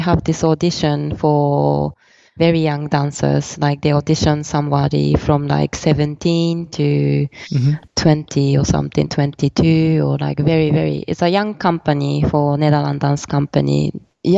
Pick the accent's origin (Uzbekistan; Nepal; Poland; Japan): Japan; Tokyo; also born or lived in New York; now in London, United Kingdom; I was born in New York, grown up in Tokyo, live in London right now